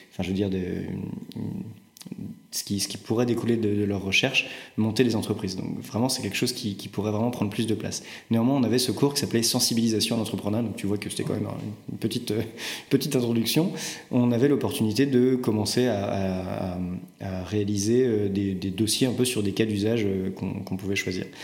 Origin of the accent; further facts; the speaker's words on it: Rennes, Brittany, France; also born or lived in Strasbourg; je suis rennais, absolument.